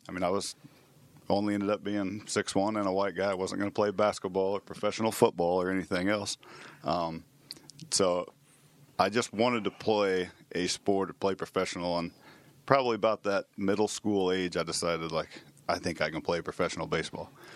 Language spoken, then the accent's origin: English; Manhattan, Kansas, United States; born and raised here in Manhattan